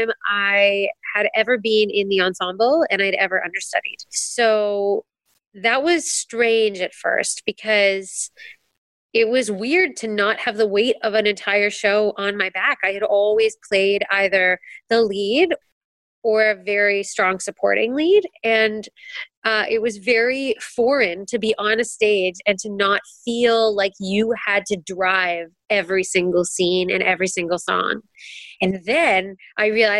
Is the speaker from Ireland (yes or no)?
no; Canada; as a Canadian, getting to work in America